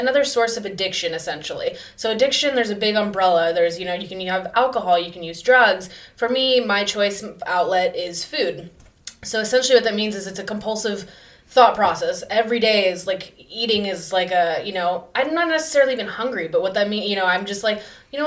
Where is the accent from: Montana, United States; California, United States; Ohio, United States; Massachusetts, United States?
California, United States; Newport Beach; also born or lived in Chico; I'm originally from Newport Beach, born and raised.